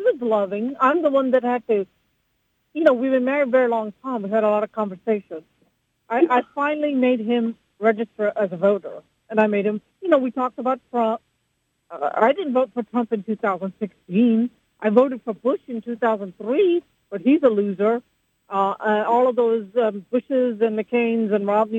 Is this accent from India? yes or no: yes; India; now in United States; I'm from India.